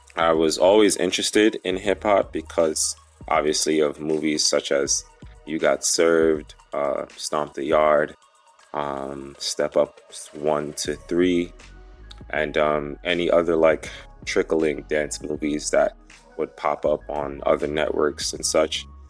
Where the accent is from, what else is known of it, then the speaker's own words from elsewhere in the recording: New York, United States; also born or lived in St. Lucia; I have lived in New York for most of my life